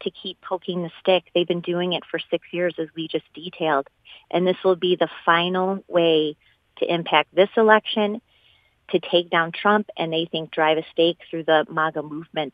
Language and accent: English; Chicago suburbs, Illinois, United States; I have born and raised in the Chicago suburbs